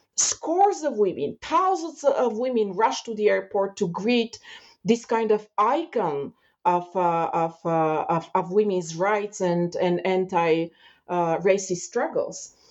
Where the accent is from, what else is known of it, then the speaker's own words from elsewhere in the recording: Bulgaria; moved away as an adult; now in Canada; I left Bulgaria when I was um, 26, 27 years old. Um, but while growing up in Bulgaria